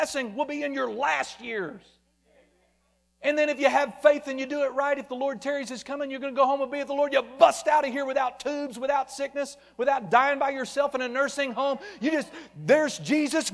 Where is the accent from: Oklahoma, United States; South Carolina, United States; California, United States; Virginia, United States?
Oklahoma, United States; Muskogee